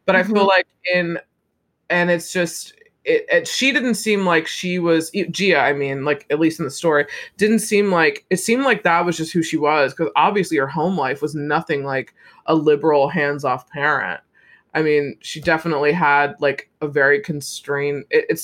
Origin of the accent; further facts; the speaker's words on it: United States; I'm American